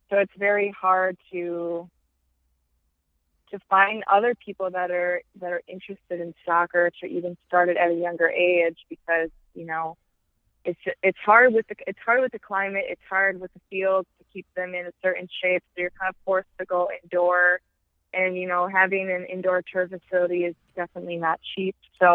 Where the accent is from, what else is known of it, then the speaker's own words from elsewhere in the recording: Wisconsin, United States; Chicago in the NWSL is the closest NWSL team to my hometown.